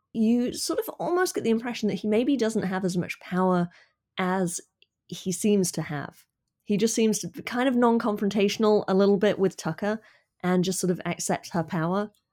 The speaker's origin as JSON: {"language": "English", "country": "United Kingdom", "said": "as a Brit"}